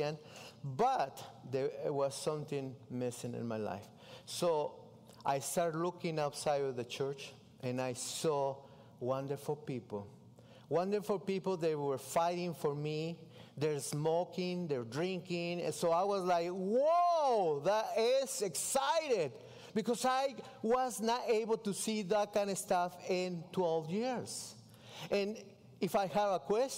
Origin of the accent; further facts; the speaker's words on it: Mexico City, Mexico; English is a second language; moved away as an adult; I grew up in Mexico City